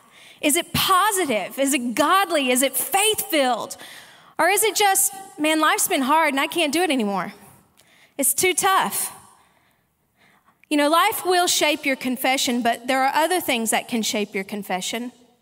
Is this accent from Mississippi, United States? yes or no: yes; Mississippi, United States; also born or lived in Arkansas / Sydney, Australia; And look, my accent probably is a little messed up, some people tell me. I was actually born in Arkansas, raised in Mississippi, and have lived in Sydney, Australia for the last 18 years, and now live in Texas.